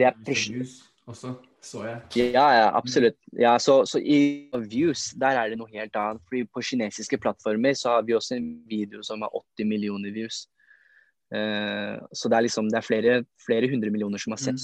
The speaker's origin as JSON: {"language": "Norwegian", "region": "Oslo", "country": "Norway", "said": "vi er jo fra Lindeberg, Trosterud, Furuset-området"}